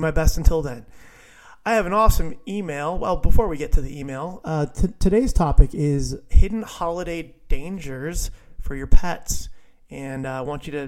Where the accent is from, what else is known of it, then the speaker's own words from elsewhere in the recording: Viera, Florida, United States; my hometown of Vieira